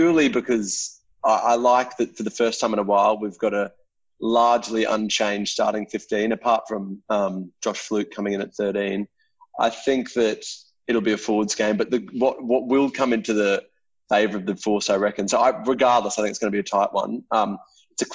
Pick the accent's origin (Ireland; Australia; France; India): Australia; Queensland; As a Queenslander